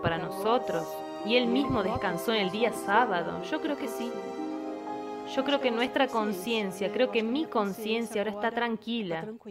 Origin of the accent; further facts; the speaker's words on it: Americana, São Paulo, Brazil; moved away as an adult; now in Monte Verde, Brazil; yo soy de americana